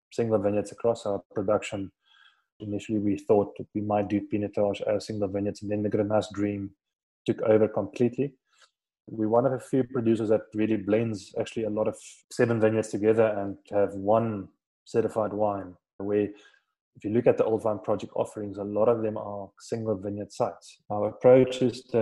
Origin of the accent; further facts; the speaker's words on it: Swartland, Western Cape, South Africa; also born or lived in Stellenbosch; I grew up in this region called Swartland. It's north of Cape Town.